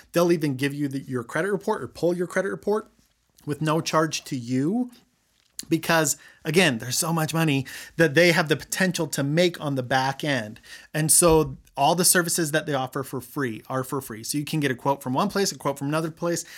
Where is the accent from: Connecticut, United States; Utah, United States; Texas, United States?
Utah, United States; Roy; I grew up in Roy.